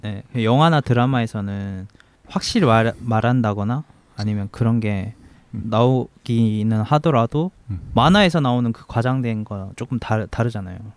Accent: South Korea; 제가 지금 한국 사람이고

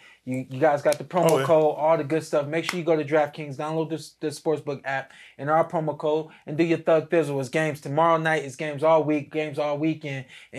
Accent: Akron, Ohio, United States; Akron. Y'all know I'm from Cleveland.

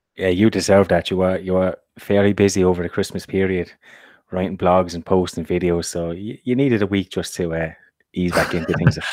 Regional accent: Ireland; from an Irish perspective, we've been hit massively now by Brexit

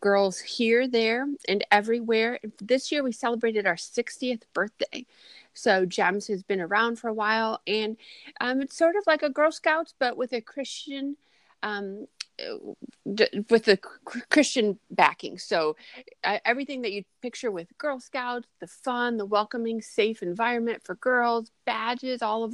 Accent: Grand Rapids, Michigan, United States; an international publisher that's located in Grand Rapids, Michigan, my hometown

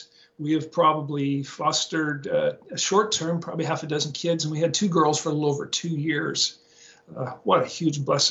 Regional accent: Portland, Oregon, United States; moved away; Grew up in Portland, Oregon, West Coast my whole life.

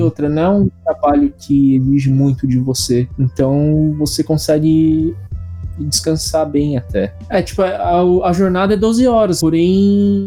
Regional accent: São Paulo, Brazil; moved away as an adult; now in Japan; eu sou paulistano, primeiro mês daqui do Japão

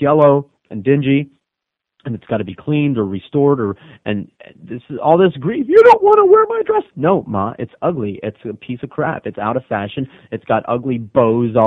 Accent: the Redlands, Florida, United States; I grew up in the Redlands.

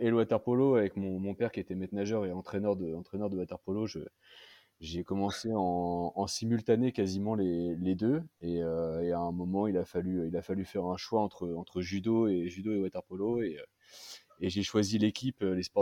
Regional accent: the North, France; déjà, euh, je viens aussi du, nord de la France

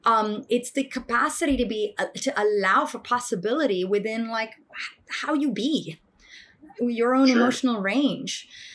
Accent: India; And like, I come from India and like, you know, I grew up around meditation with my grandfather early in the mornings

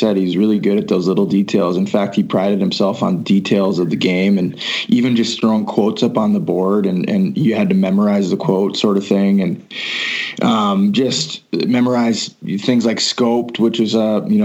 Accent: Fitchburg, Wisconsin, United States; now in Utah, United States; I grew up in Fitchburg, which is kind of the opposite end of town than you

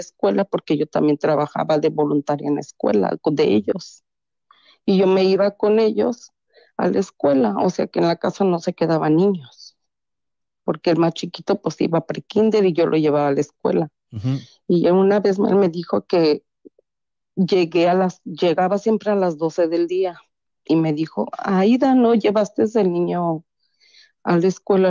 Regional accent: Taxco, Guerrero, Mexico; moved away as an adult; also born or lived in Mexico City; now in Chicago, United States; soy nacida en la Ciudad de México, Ajá criada en, la, en Tasco Guerrero. Órale. Y ahora tengo treinta y pico de años aquí en Chicago, Illinois.

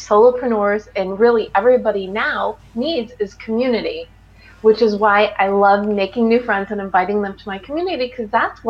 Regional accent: Highland Park, Illinois, United States; moved away as an adult; now in Los Angeles, United States; I'm from the Chicago suburbs. I'm from Highland Park, Illinois. But I've lived in LA for, it's almost exactly 23 years

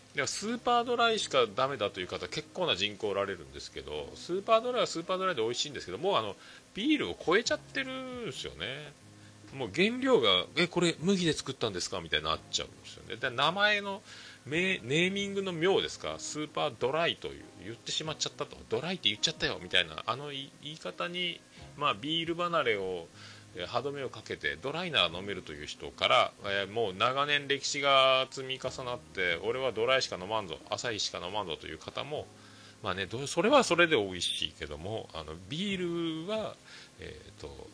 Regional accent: Fukuoka, Japan; 僕らの中学校は、まあ、福岡があの福岡では僕らの世代で言うともう、まあ、福岡ってどこ中って聞く文化

